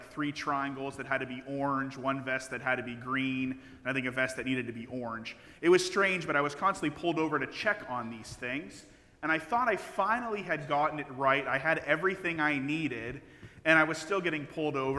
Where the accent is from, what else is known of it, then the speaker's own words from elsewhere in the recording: Midwest, United States; now in Logansport, United States; I grew up in the Midwest